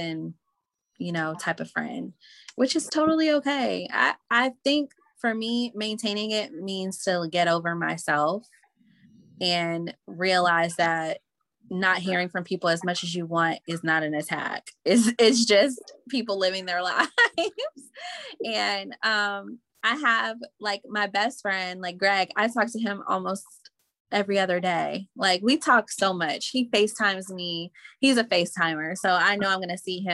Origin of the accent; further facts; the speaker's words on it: Indianapolis, Indiana, United States; moved away as an adult; now in Mississippi, United States; Indy is home, because I moved from Mississippi when I was 8. So I really grew up in Indiana, Indianapolis.